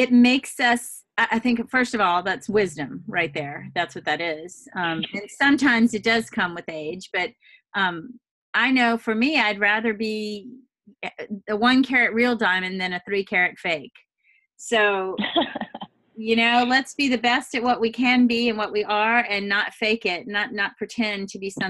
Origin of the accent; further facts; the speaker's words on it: the South, United States; accent: Southern; with my sweetest Southern accent that, you know, I'm a fellow Southern girl